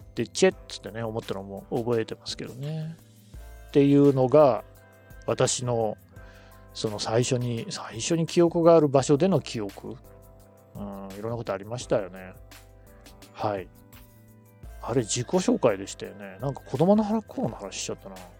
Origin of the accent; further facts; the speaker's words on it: Nagoya, Aichi, Japan; also born or lived in Ichinomiya, Aichi / Yokohama / Tokyo; 私の人格形成に影響を最も与えた土地も名古屋なので